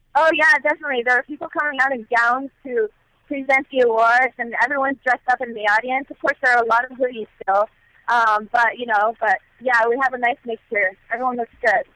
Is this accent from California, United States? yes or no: yes; Los Angeles, California, United States; moved away as an adult; also born or lived in Bay Area; now in San Francisco Bay Area, United States; I'm from Los Angeles, so I've been in the Bay Area six months